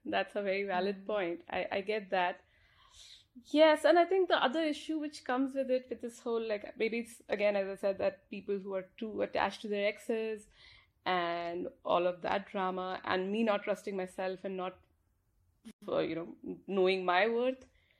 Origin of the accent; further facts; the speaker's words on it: India; moved away; so I'm from India, so I live here.